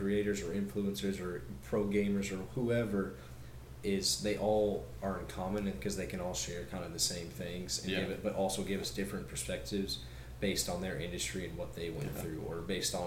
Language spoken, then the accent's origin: English; Kansas City, United States; we're from Kansas City, that's where we live